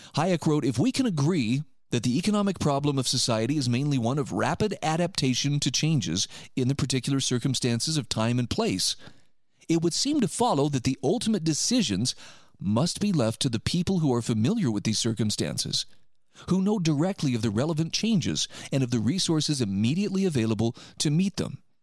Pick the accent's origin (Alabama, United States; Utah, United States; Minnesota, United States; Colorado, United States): Utah, United States; My home state of Utah